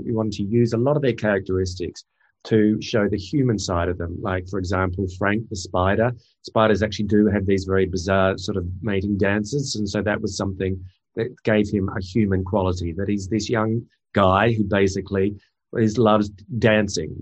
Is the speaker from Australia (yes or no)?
yes; Australia; growing up in Australia, grew up with a lot of those animals around